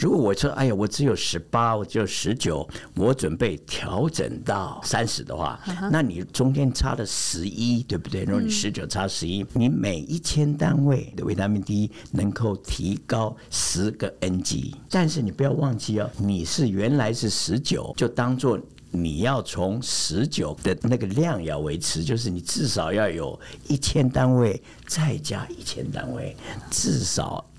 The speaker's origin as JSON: {"language": "Chinese", "country": "Germany", "said": "我是来自德国的"}